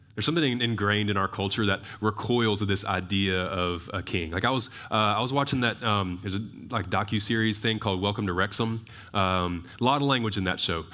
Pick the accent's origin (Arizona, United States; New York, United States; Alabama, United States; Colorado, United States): Alabama, United States; I'm from Alabama